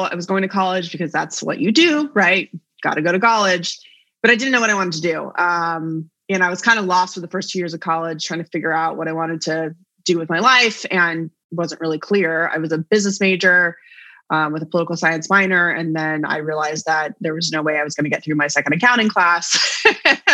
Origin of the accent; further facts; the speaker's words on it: Flagstaff, Arizona, United States; moved away as an adult; now in Virginia, United States; I grew up in Arizona and I grew up in Flagstaff